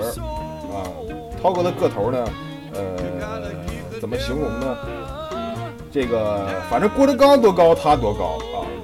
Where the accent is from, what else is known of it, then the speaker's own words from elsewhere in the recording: Hanzhong, Shaanxi, China; also born or lived in Northeast China (ancestral home); 我呢，其实出生在汉中